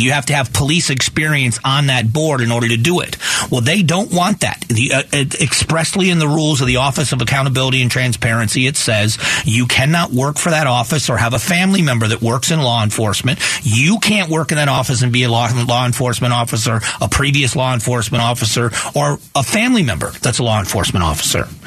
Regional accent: Florida, United States; where I grew up in Florida

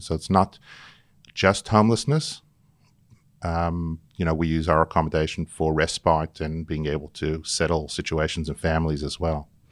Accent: New York City, New York, United States; moved away as an adult; now in Sydney, Australia; I was born in Brooklyn, in New York, and I came out here as a student

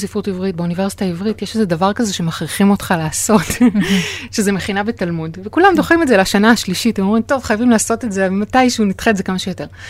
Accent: Safed, Northern District, Israel; נולדתי וגדלתי בצפת

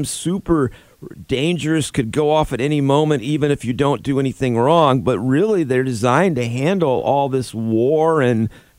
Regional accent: Florida, United States; When I grew up in Florida

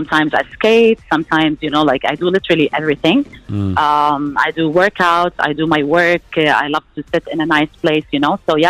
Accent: Abu Dhabi, United Arab Emirates; I'm basically like the Abu Dhabi girl, you know. I really, like, I was born and raised in Abu Dhabi.

